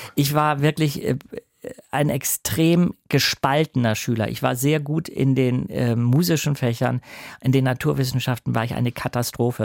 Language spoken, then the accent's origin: German; Hamburg, Germany; ich bin zwar nicht in Hamburg geboren, aber ich bin in Hamburg äh, auf jeden Fall seit, äh, ich weiß nicht, wie alt ich war, sechs Monate oder so aufgewachsen